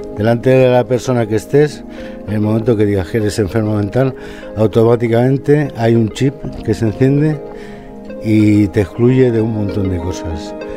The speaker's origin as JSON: {"language": "Spanish", "town": "León", "region": "Castile and León", "country": "Spain", "tie": "born or raised there", "moved": "yes", "lives_now": "Valladolid, Spain", "said": "nací en León"}